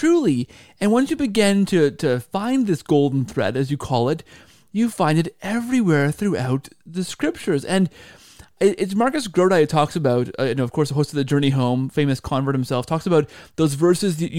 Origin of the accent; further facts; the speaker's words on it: Canada; as a Canadian